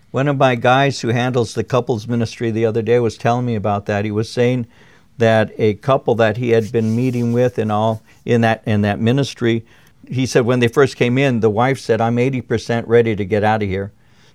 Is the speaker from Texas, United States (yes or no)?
no; Norwalk, California, United States; as I grew up in Norwalk, California, in my neighborhood, there were maybe two homes that didn't have dads